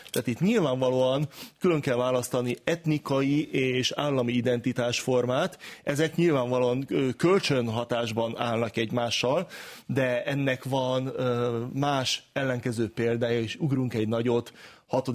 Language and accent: Hungarian; Hungary; mi magyarok vagyunk